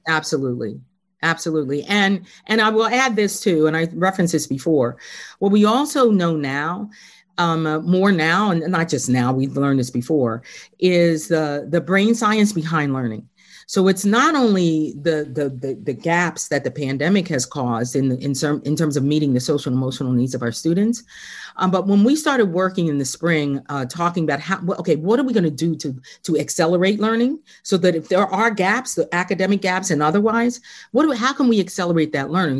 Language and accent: English; Philadelphia, Pennsylvania, United States; moved away as an adult; also born or lived in Harrisburg, Pennsylvania; I was born and raised in Philly